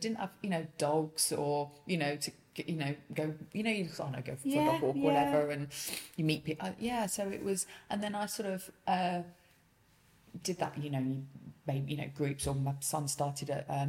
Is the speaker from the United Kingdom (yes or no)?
yes; Nottingham, East Midlands, United Kingdom; moved away as an adult; also born or lived in London; now in Grantham, United Kingdom; Originally we're from Nottingham.